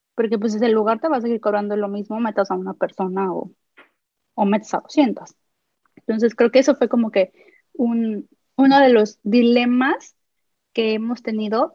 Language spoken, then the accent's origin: Spanish; Guadalajara, Jalisco, Mexico; yo soy de Guadalajara